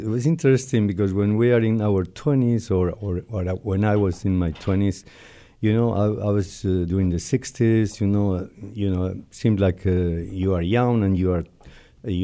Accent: Madrid, Community of Madrid, Spain; born there; Yeah. I was born in Spain, Madrid, in 1949.

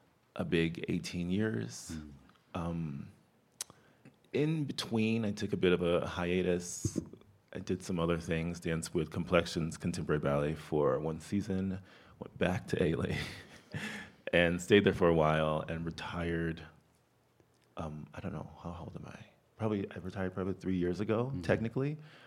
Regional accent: Miami, Florida, United States; I am originally from Miami, Florida. I graduated from New World School of the Arts.

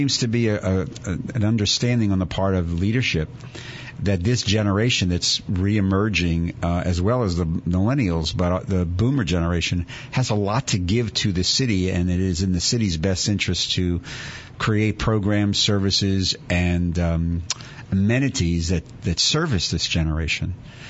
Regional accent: Philadelphia, Pennsylvania, United States; I grew up in Philly

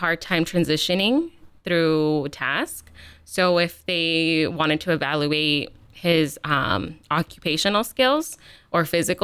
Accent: California, United States; moved away as an adult; now in Columbus, United States; I'm born and raised in California.

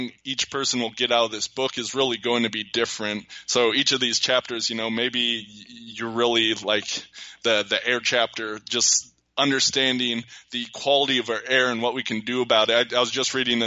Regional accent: United States; I was a standard white kid growing up in America

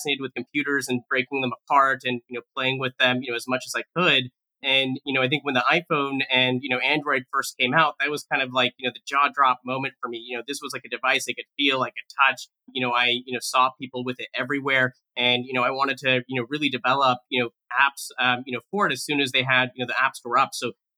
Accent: Bay Area, California, United States; I'm really grateful to have grown up in the Bay Area

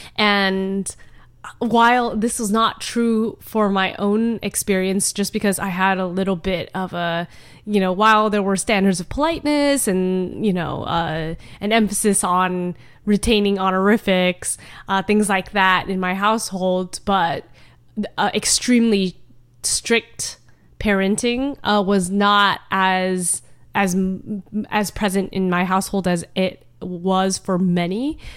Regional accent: United States; I am Vietnamese American

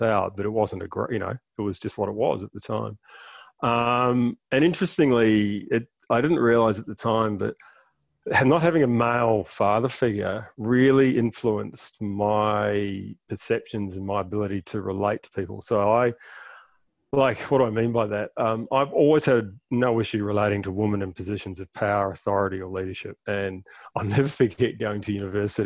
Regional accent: Timaru, Canterbury, New Zealand; I grew up in New Zealand, South Island in New Zealand, a little town called Timaru in the country

